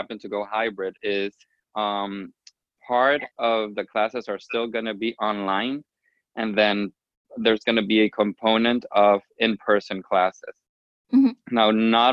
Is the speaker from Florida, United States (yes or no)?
yes; Miami, Florida, United States; from Miami, Florida